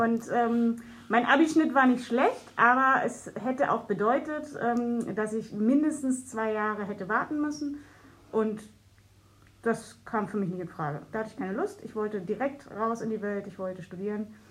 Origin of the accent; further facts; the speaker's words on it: Berlin, Germany; ich habe als Kind im Jungfernstieg gewohnt